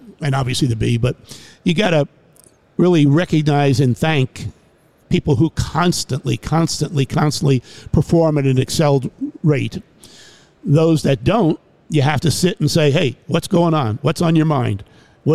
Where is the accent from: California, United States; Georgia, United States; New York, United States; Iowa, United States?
New York, United States; New York City; moved away as an adult; also born or lived in Jacksonville, Florida; I'm from New York City originally.